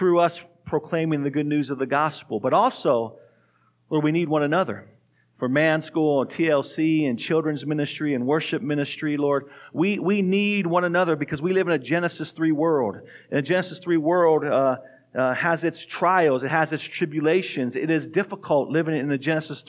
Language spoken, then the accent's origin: English; Tucson, Arizona, United States; moved away as an adult; also born or lived in New Mexico; now in Fort Collins, United States; We grew up in Tucson, Arizona